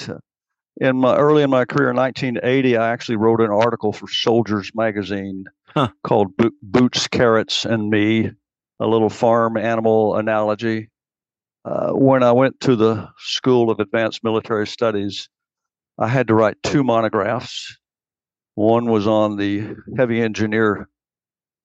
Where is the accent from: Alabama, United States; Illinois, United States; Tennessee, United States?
Tennessee, United States; Knox County, East; I'm from East Tennessee